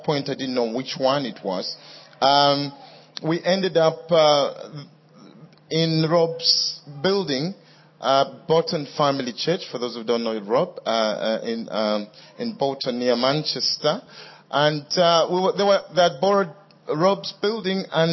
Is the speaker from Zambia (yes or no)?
yes; Kitwe, Copperbelt Province, Zambia; also born or lived in United Kingdom; now in Kitwe, Zambia; Kitwe, which is my hometown